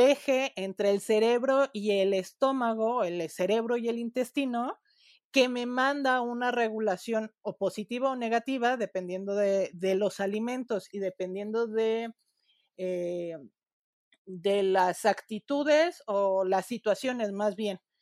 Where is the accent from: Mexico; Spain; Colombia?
Mexico; Nosotros en México, como población latina